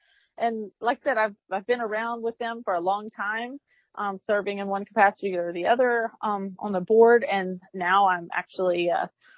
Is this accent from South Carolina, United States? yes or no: yes; Mount Pleasant, South Carolina, United States; I grew up in Mount Pleasant, South Carolina, fishing my whole life.